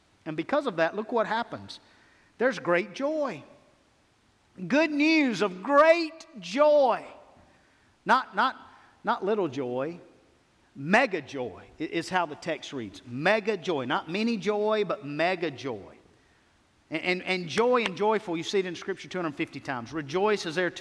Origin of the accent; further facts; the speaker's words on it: United States; I love being an American